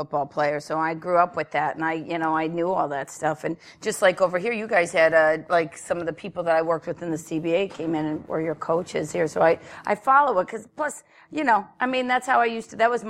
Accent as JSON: {"language": "English", "town": "Cleveland", "region": "Ohio", "country": "United States", "tie": "born or raised there", "also_born_or_lived": "Brooklyn, New York", "moved": "as an adult", "lives_now": "Meadville, United States", "said": "But I'm from Cleveland, born and raised."}